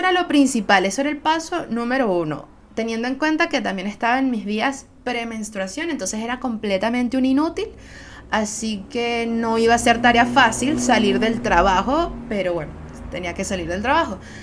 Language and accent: Spanish; Venezuela; yo soy una jeva de Venezuela, puedo ser veneca muy, muy fácilmente